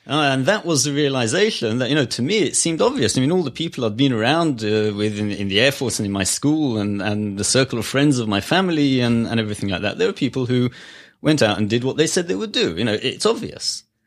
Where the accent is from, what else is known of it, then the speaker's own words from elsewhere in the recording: Israel; moved away as an adult; also born or lived in Netherlands; now in United States; growing up in Israel back then, before the Ethiopian immigration